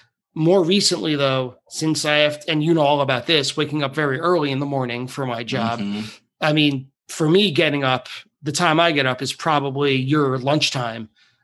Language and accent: English; New York, United States; Well that's where I grew up. It's a very Long Island.